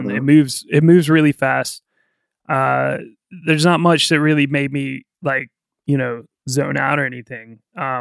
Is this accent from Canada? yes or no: no; United States; I'm an American.